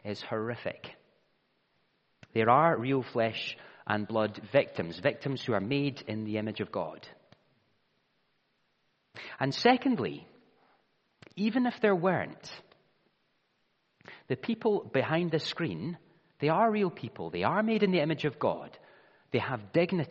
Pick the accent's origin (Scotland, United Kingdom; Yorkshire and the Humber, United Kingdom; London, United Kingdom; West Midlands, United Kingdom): Scotland, United Kingdom; I am Scottish because I was born in Scotland